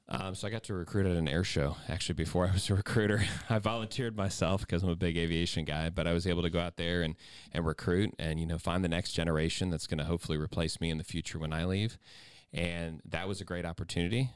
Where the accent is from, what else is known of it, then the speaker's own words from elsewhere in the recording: Ohio, United States; I'm from Ohio